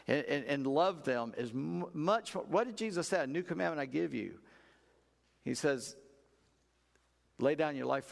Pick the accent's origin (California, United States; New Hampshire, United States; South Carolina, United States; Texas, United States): South Carolina, United States; I'm just a redneck from South Carolina